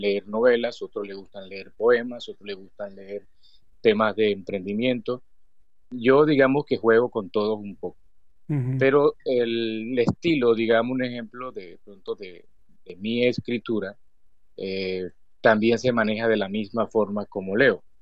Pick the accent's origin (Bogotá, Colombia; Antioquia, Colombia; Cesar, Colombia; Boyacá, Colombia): Cesar, Colombia; also born or lived in Valledupar, Cesar, Colombia; now in Bosconia, Colombia; soy de Colombia.